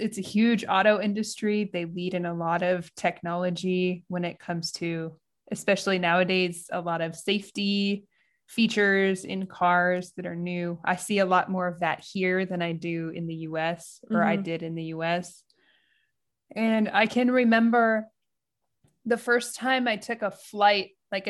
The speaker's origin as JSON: {"language": "English", "country": "United States", "moved": "as an adult", "lives_now": "Japan", "said": "I'm American and I'm living in Japan."}